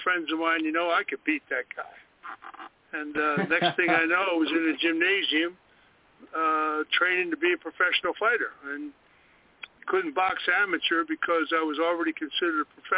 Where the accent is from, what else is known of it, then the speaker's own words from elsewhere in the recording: Philadelphia, Pennsylvania, United States; moved away; also born or lived in Kentucky; I was born in Philadelphia